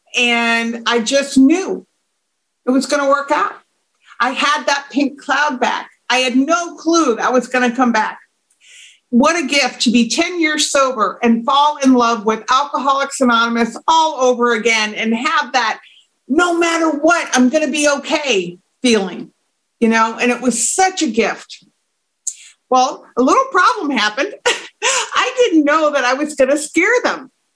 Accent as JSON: {"language": "English", "country": "United States", "also_born_or_lived": "Dublin, Ireland", "moved": "as an adult", "said": "I'm an American"}